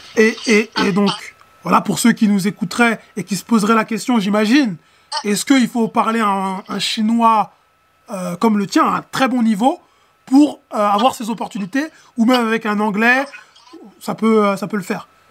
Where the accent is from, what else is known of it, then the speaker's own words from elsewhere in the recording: France; nous, Français, parce que voilà, on est Français, hein, nous, Français